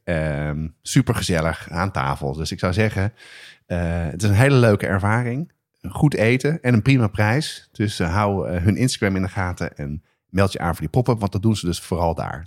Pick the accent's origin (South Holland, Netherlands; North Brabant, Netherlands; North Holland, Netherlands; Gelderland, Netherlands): North Holland, Netherlands; Amsterdam; ik ben opgegroeid op de Nieuwmarkt